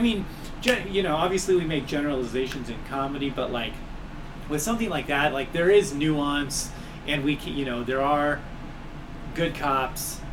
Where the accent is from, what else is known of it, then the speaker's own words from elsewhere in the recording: Los Angeles, California, United States; also born or lived in Long Beach, California / Montana; now in Spokane, United States; I grew up in South Central LA during the '80s